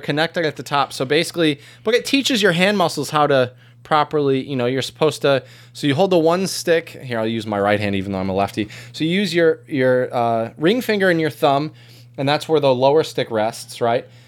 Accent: United States; as an American

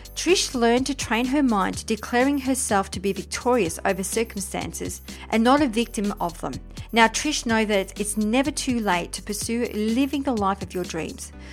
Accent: Briançon, Provence-Alpes-Côte d'Azur, France; I'm French myself. I was born in Briançon

